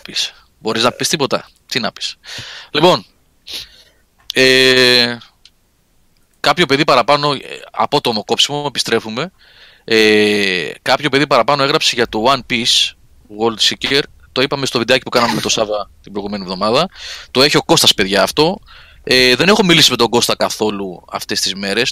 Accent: Athens, Attica, Greece; του λέω από την Αθήνα

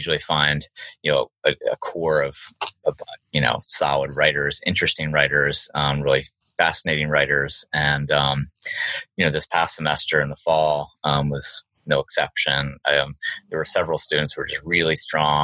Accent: Maryland, United States; also born or lived in Virginia; now in Northern Virginia, United States; even though I live in Virginia, I called it the Maryland Literary Review because I grew up in Maryland

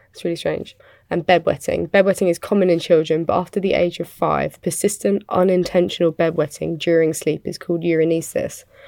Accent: United Kingdom; I'm British

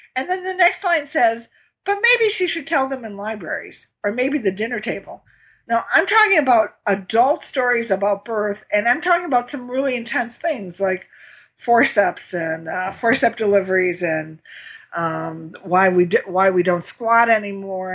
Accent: Midwest, United States; I'm from the Midwest

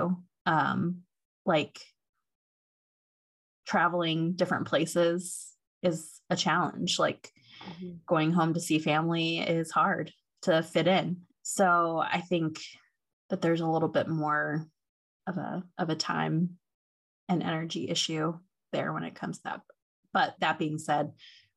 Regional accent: Ohio, United States; moved away as an adult; also born or lived in Seattle; I grew up in Ohio and moved out to Seattle when I was 26

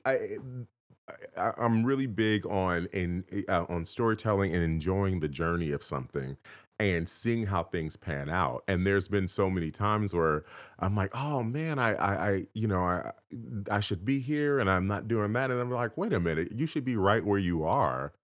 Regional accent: Inglewood, California, United States; I was actually born and raised right in Inglewood, California

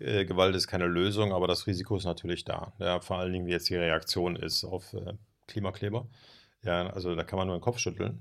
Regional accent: Germany; als Deutsche

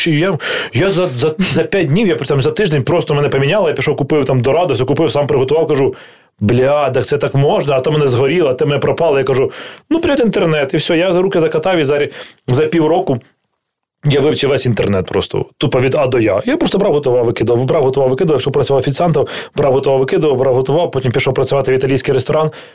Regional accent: Kyiv, Ukraine; Я такий, типу, народився в Києві, взагалі, да, я не схожий на людину, яка народилася в Києві

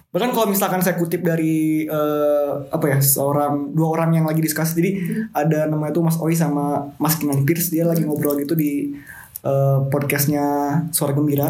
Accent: West Java, Indonesia; saya di situ sebagai orang Sunda mengakuinya gitu karena emang saya seorang saya lahir di Jawa Barat

